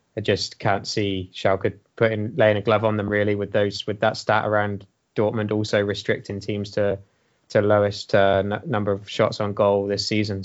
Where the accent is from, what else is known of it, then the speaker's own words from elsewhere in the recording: Swindon, South West England, United Kingdom; my hometown of Swindon.